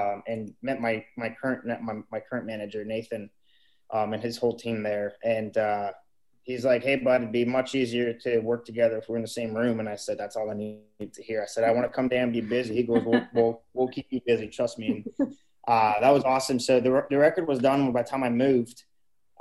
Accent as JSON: {"language": "English", "town": "Montreal", "region": "Quebec", "country": "Canada", "tie": "born or raised there", "moved": "as an adult", "lives_now": "Nashville, United States", "said": "I still love Montreal, and it's always going to be my hometown"}